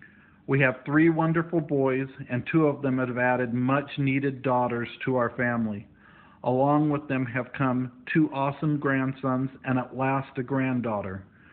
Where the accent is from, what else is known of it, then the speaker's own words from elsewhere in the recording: Arcata, California, United States; also born or lived in Bay Area, California / Michigan; I was born in the Bay Area of California, and from the time I was in second grade, we lived in the coastal town of Arcata, right in the middle of the Redwoods.